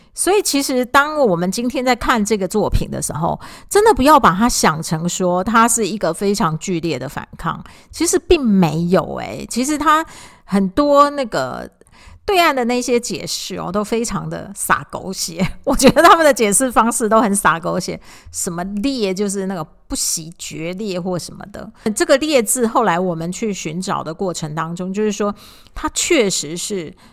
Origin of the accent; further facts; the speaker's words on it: Taiwan; 我们台湾的教养并没有这一个部分